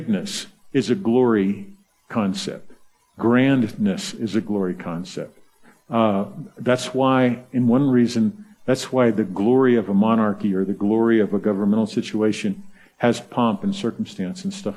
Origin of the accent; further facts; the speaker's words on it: the South, United States; I'm from the South